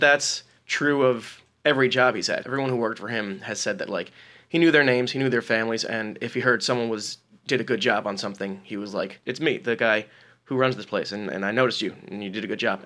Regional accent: New Jersey, United States; I grew up in New Jersey

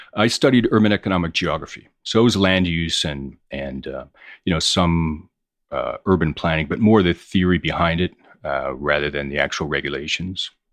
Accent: Hamilton, Ontario, Canada; moved away as an adult; also born or lived in Toronto; now in New York, United States; I grew up in Hamilton, Ontario. I moved to New York in nineteen ninety.

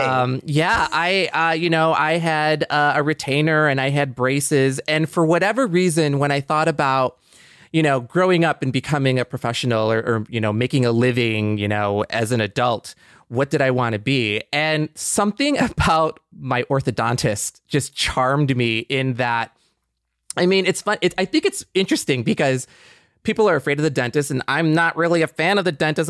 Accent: Michigan, United States; moved away; I was just kind of like in Michigan

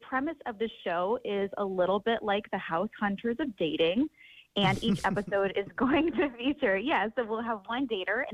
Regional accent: Omaha, Nebraska, United States; I'm originally from Omaha

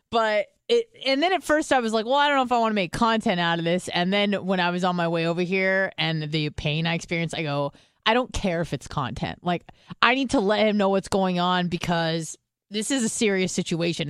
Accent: California, United States; moved away; I'm from California.

